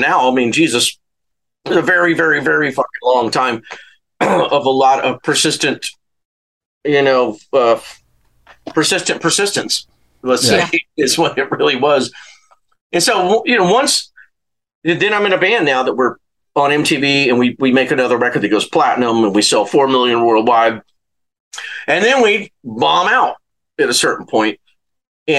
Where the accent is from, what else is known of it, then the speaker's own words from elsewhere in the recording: Louisiana, United States; moved away as an adult; also born or lived in Santa Barbara / Los Angeles; go back to Louisiana